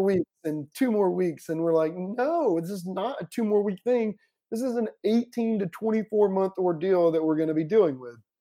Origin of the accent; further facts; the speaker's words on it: Paulding County, Georgia, United States; moved away; my hometown, um, which is Paulding County, Georgia